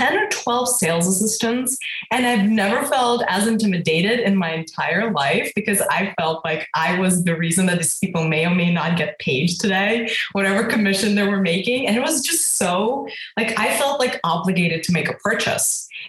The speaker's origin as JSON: {"language": "English", "country": "Russia", "tie": "born or raised there", "moved": "yes", "lives_now": "United States", "said": "I grew up in Russia. So we were, you know, technically born in the Soviet Union."}